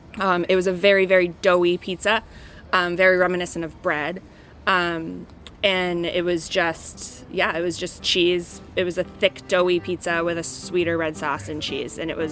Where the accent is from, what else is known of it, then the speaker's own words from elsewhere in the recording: Georgetown, Maine, United States; I grew up in Georgetown, Maine, which is an island about an hour north of Portland. The little town there is Bath